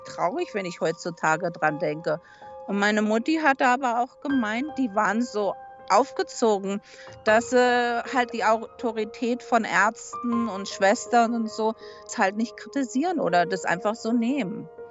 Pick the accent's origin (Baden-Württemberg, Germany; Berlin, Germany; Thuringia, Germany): Berlin, Germany; now in United States; ich bin 1963 in Westberlin geboren und bin 1969 im alten Neuköllner Krankenhaus an den Mandeln operiert worden